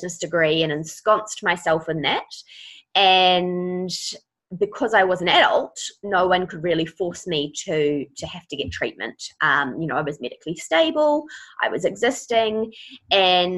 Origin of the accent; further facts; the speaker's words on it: Auckland, New Zealand; I am from Auckland.